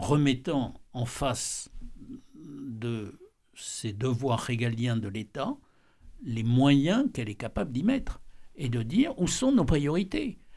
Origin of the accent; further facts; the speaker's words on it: France; en tant que Français